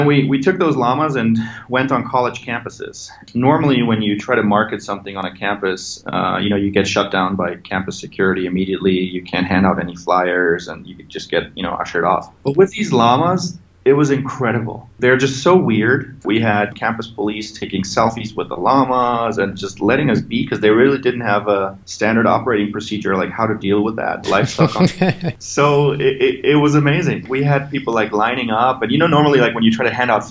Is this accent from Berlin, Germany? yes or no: no; a small village just outside of Munich, Bavaria, Germany; moved away; I'm originally from Germany. I grew up in a small village just outside of Munich